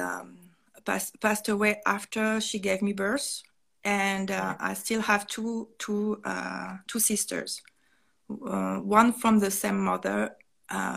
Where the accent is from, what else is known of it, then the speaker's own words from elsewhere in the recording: northern France, France; English is a second language; moved away as an adult; also born or lived in Seoul, South Korea; I used to grow up in a countryside of north of France